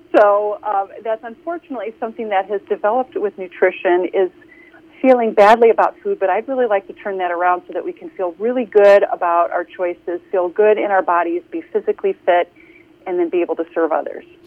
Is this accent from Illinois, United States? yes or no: yes; Chicago, Illinois, United States; moved away as an adult; now in Carmel, United States; I grew up in the Chicagoland area